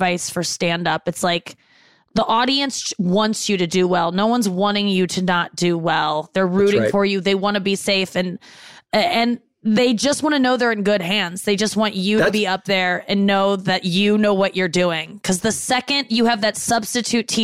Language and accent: English; St. Louis, Missouri, United States; moved away as an adult; also born or lived in Cincinnati, Ohio / Los Angeles / New York; I moved from Cincinnati when I was six and lived in St. Louis until I was, graduated college